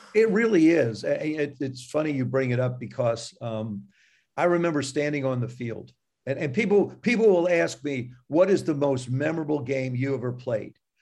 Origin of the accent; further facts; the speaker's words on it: South River, New Jersey, United States; I grew up, I grew up in South River, New Jersey